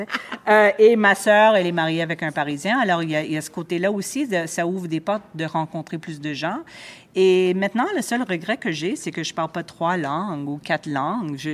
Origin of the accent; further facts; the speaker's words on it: Mount Royal, Quebec, Canada; J'ai grandi à Ville-Mont-Royal et j'étais à l'école française depuis je veux dire, depuis le maternel.